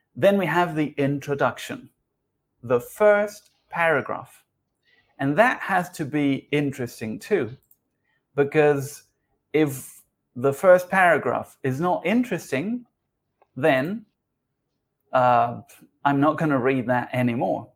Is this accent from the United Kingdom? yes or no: no; Uruguay; now in Argentina; I am originally from Uruguay, but I live in Argentina.